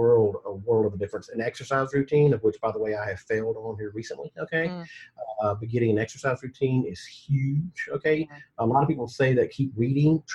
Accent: Mississippi, United States; now in Atlanta, United States; I was raised in Mississippi

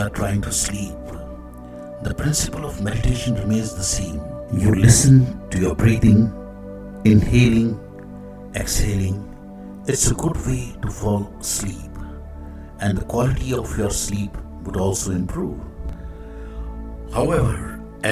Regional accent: India; I am the Indian monk.

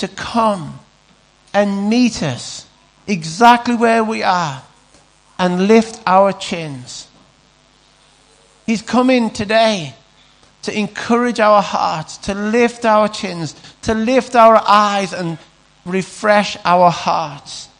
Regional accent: Carlisle, North West England, United Kingdom; we're Carlisle, we're from Cumbria

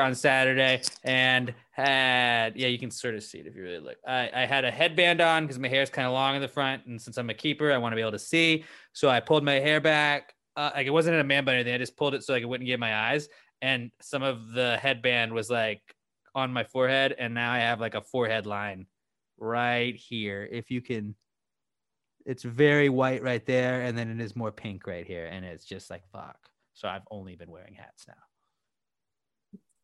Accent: Houston, Texas, United States; I'll still support my hometown team

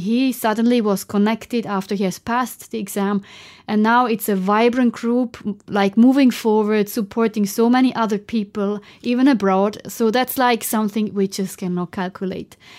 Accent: German-speaking Switzerland, Switzerland; I'm from Switzerland. So I'm coming from the German part of Switzerland

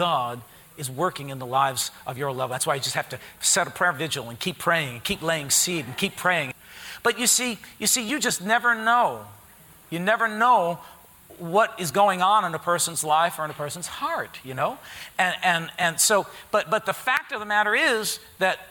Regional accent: Harrison, United States; I grew up in Harrison

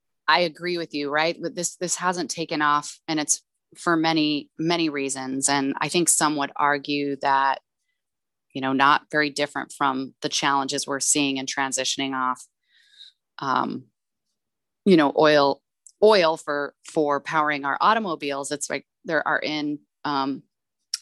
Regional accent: El Paso, Texas, United States; El Paso, my hometown.

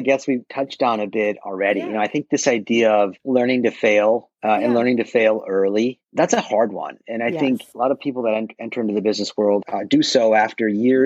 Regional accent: Minneapolis, Minnesota, United States; moved away as an adult; now in Milwaukee, United States; I grew up in Minneapolis area

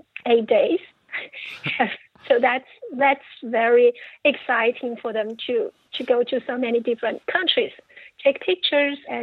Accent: China; moved away as an adult; also born or lived in United States / Paris, France; I was born in China, grew up in China, and studied international economics in China before moving to the United States

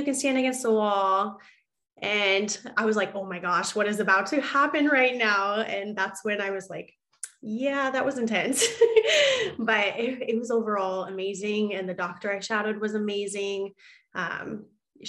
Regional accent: Nebraska, United States; moved away as an adult; now in Des Moines, United States; I'm from Nebraska. Originally

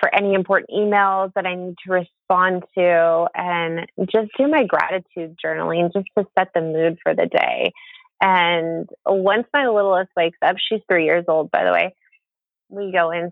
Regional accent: Monterey, California, United States; now in Bay Area, United States; my hometown, which is beautiful Monterey, California

